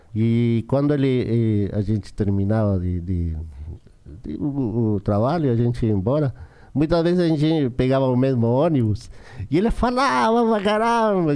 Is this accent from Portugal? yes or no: no; Chile; Portuguese is a second language; moved away as an adult; also born or lived in São Paulo, Brazil; a gente cresceu junto lá no Chile